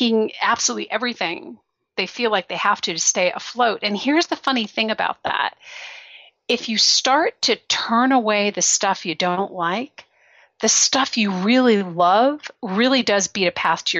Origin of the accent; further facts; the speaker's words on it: Belgium; moved away; I grew up in Belgium. I was there for 10 years